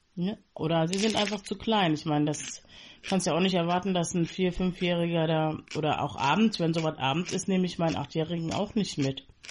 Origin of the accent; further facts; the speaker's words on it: Berlin, Germany; moved away; also born or lived in Bonn; In Berlin und in Bonn